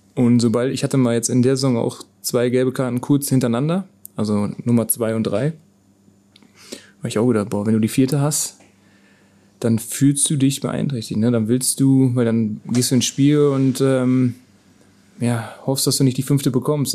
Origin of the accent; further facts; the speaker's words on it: Krechting, North Rhine-Westphalia, Germany; das ist ein kleiner Ort, wo ich geboren bin